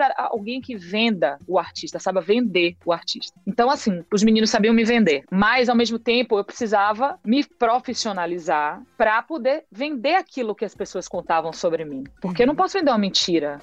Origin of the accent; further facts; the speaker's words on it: Bahia, Brazil; a nossa grande ferramenta de economia da Bahia era a criação feita aqui